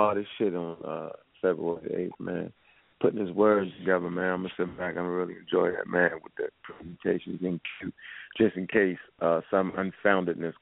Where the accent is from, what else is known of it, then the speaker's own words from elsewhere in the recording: California, United States; I'm from Cali